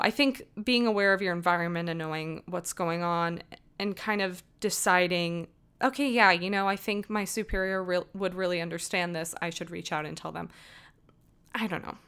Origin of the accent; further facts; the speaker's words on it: Las Vegas, Nevada, United States; moved away as an adult; also born or lived in New Jersey; I am from Las Vegas originally.